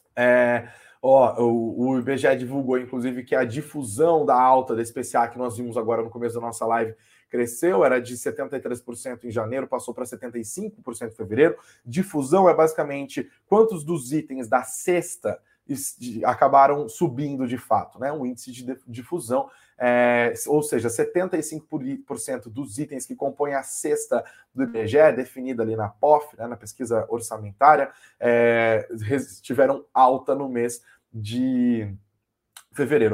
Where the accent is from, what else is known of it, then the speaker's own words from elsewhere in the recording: Brazil; a gente, enquanto brasileiros